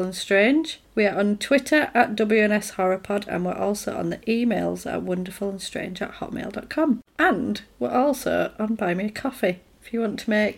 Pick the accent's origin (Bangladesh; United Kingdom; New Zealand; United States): United Kingdom; England; I'm English